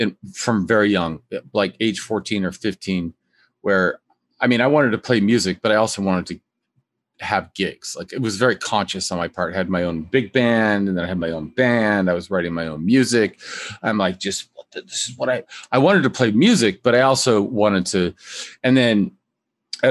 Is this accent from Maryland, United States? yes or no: no; Boulder, Colorado, United States; also born or lived in Greeley / Denver; I was born in Greeley. We lived in Boulder. And I think we may have transitioned in Denver.